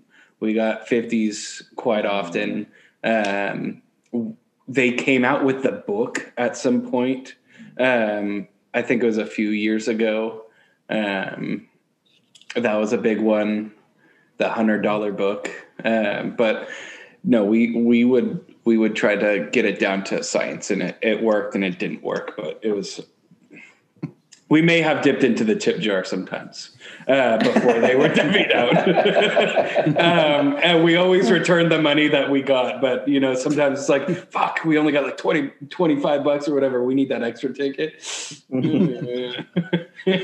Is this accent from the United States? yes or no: yes; Sonora, California, United States; Sonora is my hometown